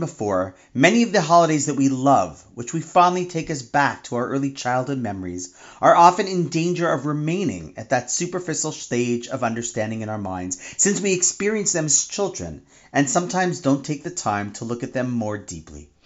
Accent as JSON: {"language": "English", "town": "Toronto", "region": "Ontario", "country": "Canada", "tie": "born or raised there", "said": "my hometown of Toronto"}